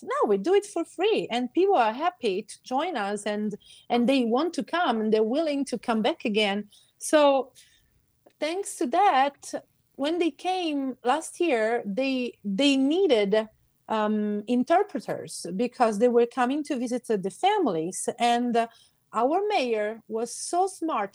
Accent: Carlentini, Sicily, Italy; first language Sicilian; English is a second language; I'm from Carlentini

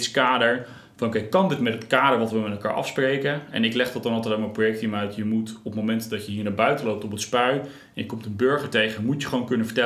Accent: Krimpen aan den IJssel, South Holland, Netherlands; Ik zeg altijd, ik ben opgegroeid in Krimp aan IJssel.

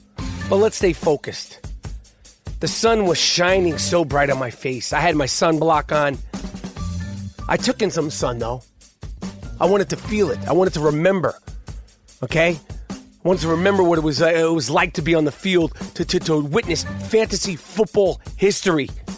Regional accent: Brooklyn, New York, United States; I was so excited and so thrown off that they knew who I was from Brownsville, Brooklyn.

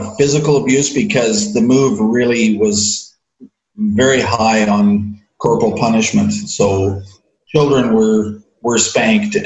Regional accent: Newmarket, Ontario, Canada; I was born in Newmarket, Ontario, Canada, and I was raised in a church called the Christian Reformed Church

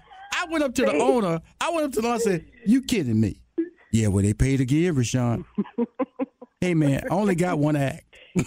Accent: Houston, Texas, United States; She's a Los Angeles native. I'm from Houston, Texas, a Southern boy, West Coast girl.

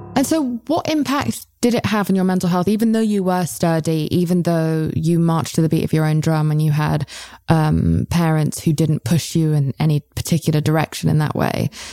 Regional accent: United Kingdom; I'm British

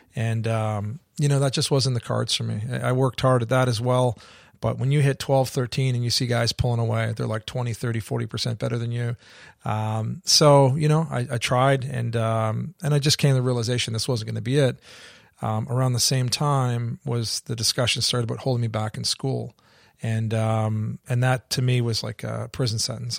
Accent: Canada; moved away as an adult; also born or lived in England / Australia; I grew up in Canada, so I spent the first nineteen years of my life there

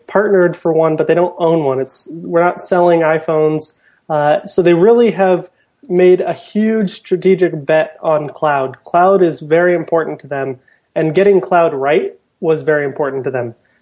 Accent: Portland, United States; I'm from Portland

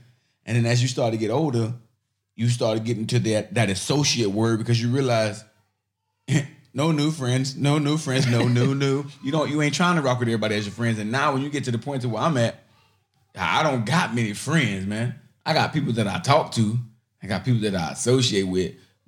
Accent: Chicago, Illinois, United States; also born or lived in Miami, Florida; You know, I'm from Chicago, I'm from Miami.

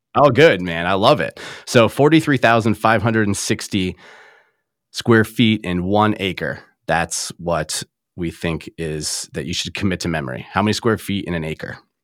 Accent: Traverse City, Michigan, United States; my hometown of Traverse City, Michigan

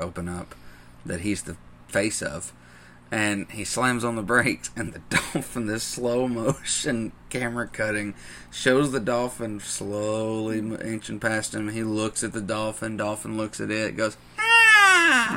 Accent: the Bible Belt, United States; growing up in the Bible Belt, and especially this town.

